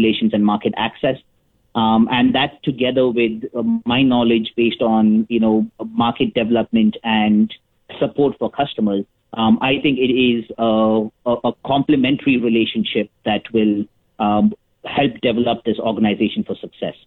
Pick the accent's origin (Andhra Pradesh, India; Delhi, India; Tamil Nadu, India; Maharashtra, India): Maharashtra, India; Mumbai; moved away as an adult; also born or lived in Winnipeg, Canada; now in Canada; when I first moved to Canada in 2006 from Mumbai, India